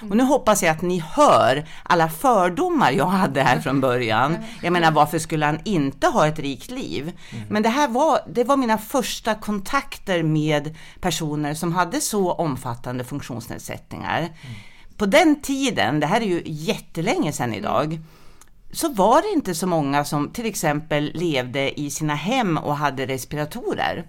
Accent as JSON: {"language": "Swedish", "town": "Sundsvall", "region": "Västernorrland County", "country": "Sweden", "also_born_or_lived": "Skåne", "moved": "as an adult", "said": "jag kommer ursprungligen från Sundsvall"}